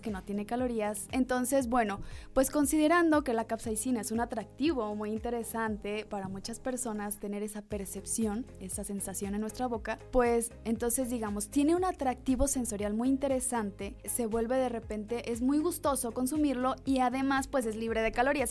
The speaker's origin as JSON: {"language": "Spanish", "country": "Mexico", "said": "los mexicanos consumimos muchísimo chile"}